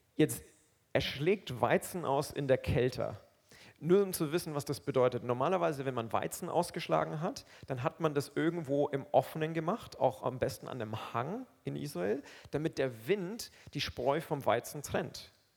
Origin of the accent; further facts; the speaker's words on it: Roth-Aurach, Bavaria, Germany; also born or lived in Aufseßplatz, Nuremberg; now in Nuremberg, Germany; Ich komme aus Rotaurach. Ja? Das ist nicht mal Rot. Ich komme aus Rotaurach. Das ist so ein kleines Dörfchen neben Rot